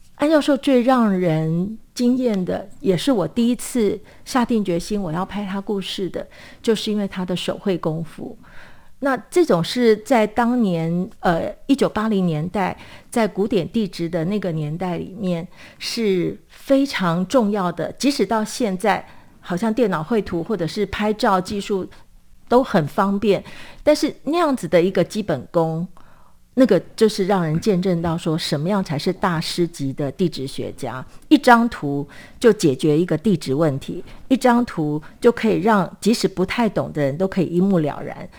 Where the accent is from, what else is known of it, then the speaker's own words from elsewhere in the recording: Taiwan; 我这个土生土长的台湾人